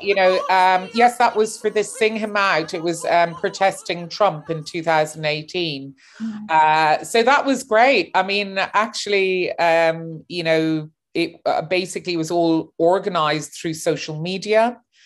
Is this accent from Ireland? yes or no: yes; Cork, Munster, Ireland; moved away as an adult; also born or lived in New York, United States / London, United Kingdom; now in Berlin, Germany; And I was born in New York, grew up in Cork